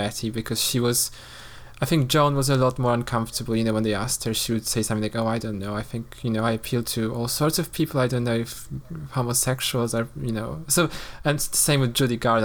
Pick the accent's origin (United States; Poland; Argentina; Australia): Poland; moved away; I grew up in Poland, and, you know, in a quite a conservative environment